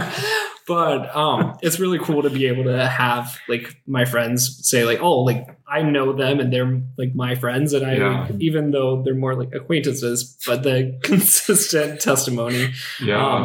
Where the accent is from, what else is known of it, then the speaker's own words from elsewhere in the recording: the South, United States; now in Los Angeles, United States; I'm from the South